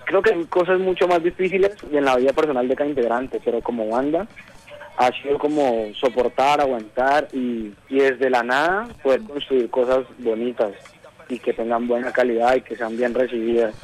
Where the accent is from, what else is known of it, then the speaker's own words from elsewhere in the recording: Cali, Valle del Cauca, Colombia; nosotros somos del oriente de Cali